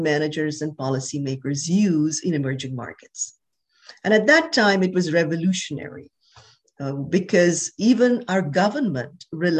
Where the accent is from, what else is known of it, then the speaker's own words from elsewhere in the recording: India; moved away as an adult; also born or lived in Wisconsin / New York; I was born in India. I grew up there